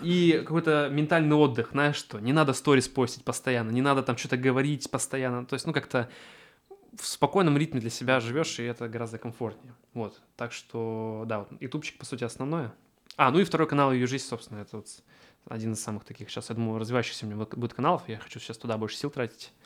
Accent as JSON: {"language": "Russian", "town": "Achinsk", "region": "Krasnoyarsk Krai", "country": "Russia", "said": "я из региона, из Ачинска"}